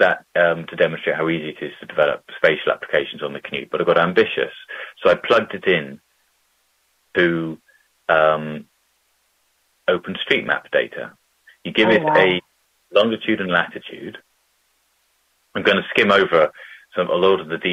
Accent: Bristol, South West England, United Kingdom; a 2 miles by 2 mile version of Bristol, in my hometown

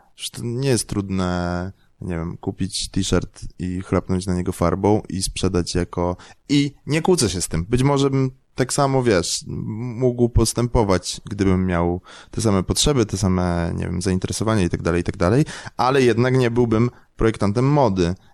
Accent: Kraków, Lesser Poland, Poland; Ja jestem z Krakowa

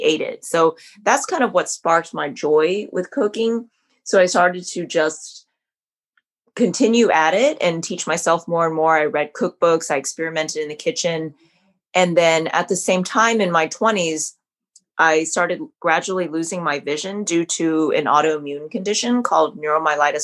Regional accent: Southern California, United States; I was born in Southern California. So I grew up eating a lot of great Vietnamese food

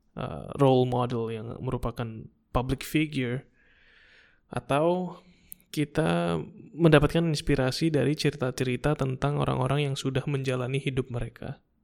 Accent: Indonesia; kita datang dari Indonesia

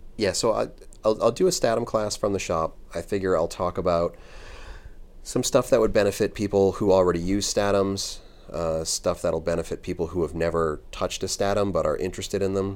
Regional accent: United States; as an American piercer

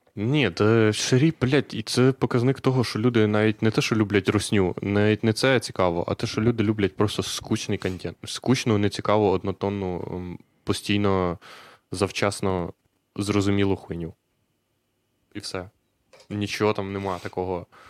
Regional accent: Husiatyn, Ternopil Oblast, Ukraine; Я з Гусятина

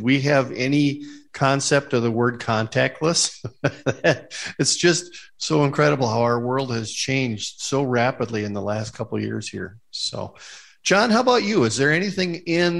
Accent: Fergus Falls, Minnesota, United States; my first business was actually in my hometown, Fergus Falls, Minnesota

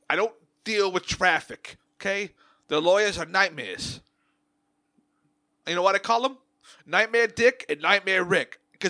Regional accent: New York, United States; What? I'm from New York. We call everything a costume.

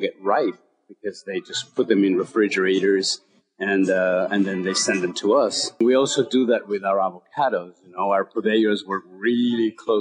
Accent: Mexico; moved away; I was born and raised in Mexico

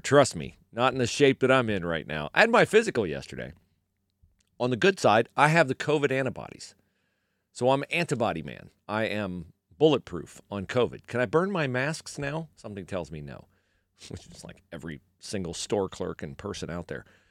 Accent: Western Ohio, United States; moved away as an adult; also born or lived in Miami, Florida; I grew up in Western Ohio

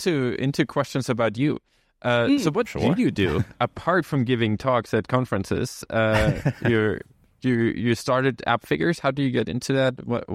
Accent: Germany; first language German; English is a second language; moved away as an adult; I speak German. I'm from Germany, but it is sometimes hard if you've like had your entire tech career in English, in the English speaking world, right? We left Germany and Sweden fairly soon after we finished high school.

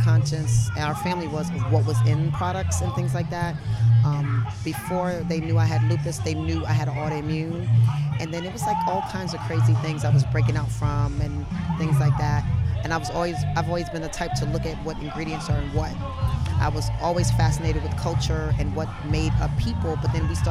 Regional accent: Florida, United States; also born or lived in Brooklyn, New York; I'm from Brooklyn, and I grew up in Florida

